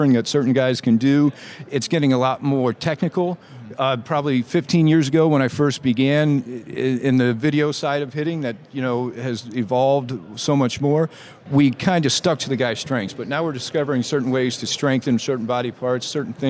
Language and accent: English; South Florida, United States; Growing up in South Florida, going to St. Thomas, kind of a high school football factory